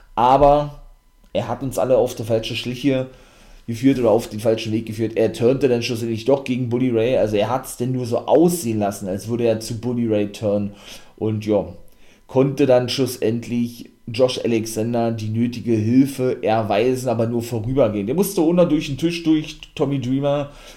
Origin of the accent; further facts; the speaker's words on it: Germany; hier bei uns in Deutschland